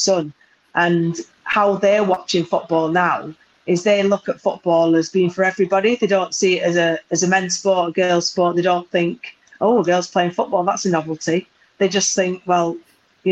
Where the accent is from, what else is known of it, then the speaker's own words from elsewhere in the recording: Burnley, North West England, United Kingdom; moved away as an adult; also born or lived in United States; I'm very, very proud that I come from Burnley, that my parents still live there